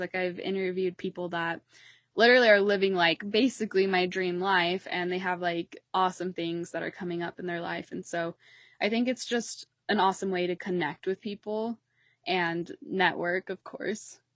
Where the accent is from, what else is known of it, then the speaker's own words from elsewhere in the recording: Utah, United States; I'm, like, Mountain Standard Time, I'm from Utah